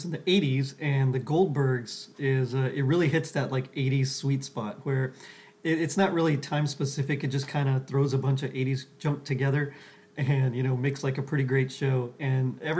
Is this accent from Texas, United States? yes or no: yes; South Texas, United States; I'm from the South Texas too.